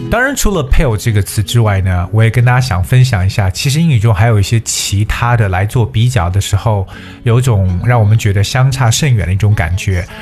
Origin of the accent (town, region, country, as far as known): China